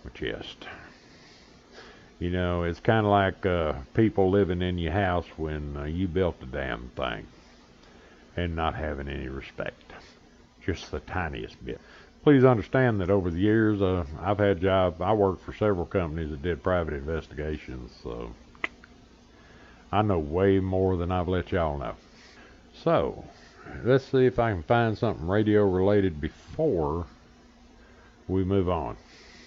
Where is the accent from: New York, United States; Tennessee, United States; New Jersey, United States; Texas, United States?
Texas, United States; Mesquite; Mesquite, Texas. My hometown